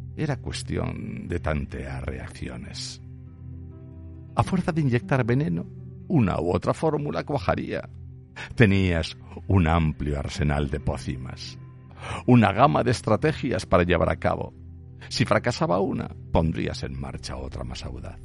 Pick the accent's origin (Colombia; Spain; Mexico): Spain; Aragon; solo soy un zapatero aragonés